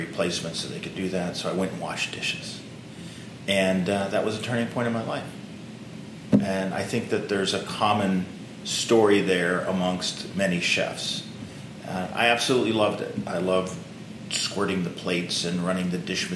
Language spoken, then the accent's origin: English; Pittsburgh, Pennsylvania, United States; moved away; I'm from Pittsburgh, Pennsylvania. That's my hometown.